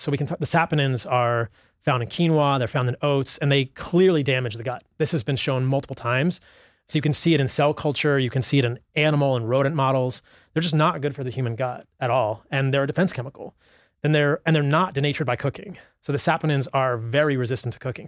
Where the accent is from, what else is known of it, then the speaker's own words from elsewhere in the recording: Virginia, United States; I grew up in Virginia